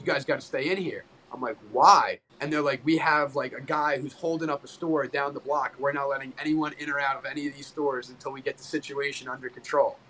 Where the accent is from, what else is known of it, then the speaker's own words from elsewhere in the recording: New Jersey, United States; also born or lived in Philadelphia; I'm from like Central Jersey, but I went to college.